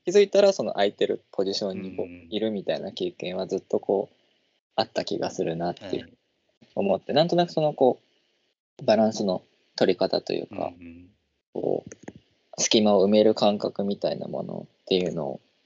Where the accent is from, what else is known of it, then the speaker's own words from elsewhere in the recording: Nagoya, Aichi, Japan; moved away as an adult; also born or lived in Itabashi, Tokyo; 僕は名古屋